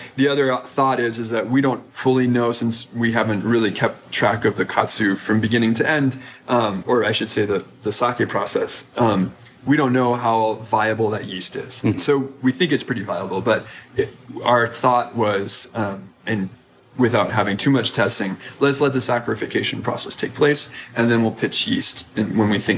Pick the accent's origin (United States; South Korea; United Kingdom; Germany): United States; as an American